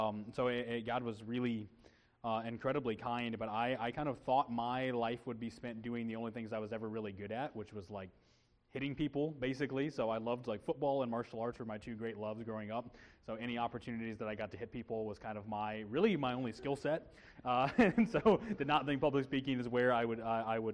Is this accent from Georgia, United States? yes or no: no; Illinois, United States; we're both Midwest kids. I'm from Illinois